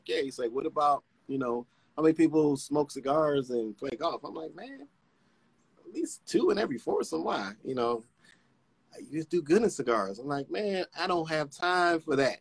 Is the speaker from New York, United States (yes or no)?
yes; New York, United States; also born or lived in North Carolina / Dominican Republic; I'm originally from New York, family in North Carolina, family in Dominican Republic